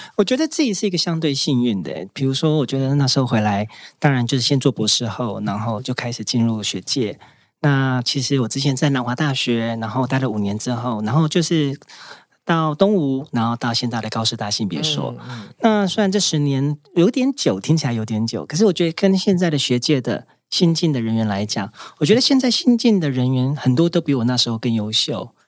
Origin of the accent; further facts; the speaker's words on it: Taiwan; 大家都说我是台湾人的骄傲